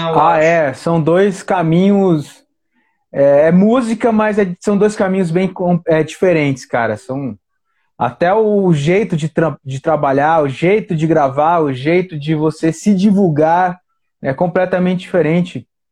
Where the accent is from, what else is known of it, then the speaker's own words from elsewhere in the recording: Paranaguá, Paraná, Brazil; now in Brasília, Brazil; eu sou do Paraná, cara, eu nasci no Paraná